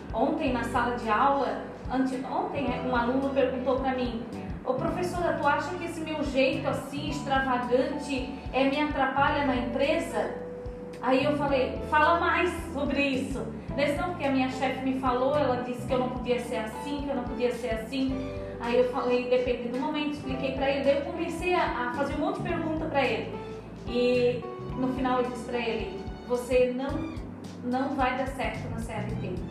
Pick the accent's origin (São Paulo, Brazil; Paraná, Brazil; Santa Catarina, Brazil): Santa Catarina, Brazil; interior of; also born or lived in Palhoça, Santa Catarina / Minas Gerais; Eu vim do interior de Santa Catarina